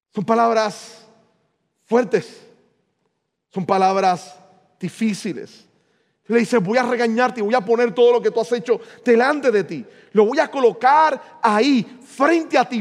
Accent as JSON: {"language": "Spanish", "town": "San Juan", "country": "Puerto Rico", "tie": "born or raised there", "said": "la escuela donde yo me crié en el 20, en Río Piedra"}